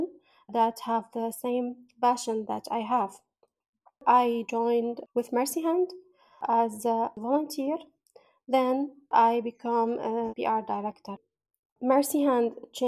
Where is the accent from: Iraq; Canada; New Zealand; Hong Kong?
Iraq; Baghdad, Baghdad Governorate; I'm from Iraq, Baghdad